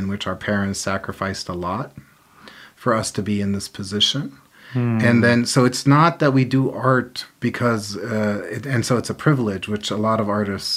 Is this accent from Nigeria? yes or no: no; Palestine; I was raised in Palestine, but I was raised under occupation